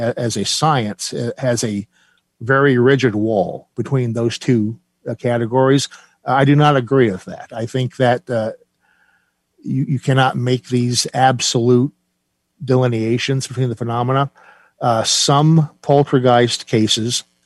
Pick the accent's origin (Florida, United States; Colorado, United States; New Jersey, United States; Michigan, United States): New Jersey, United States; I'm from New Jersey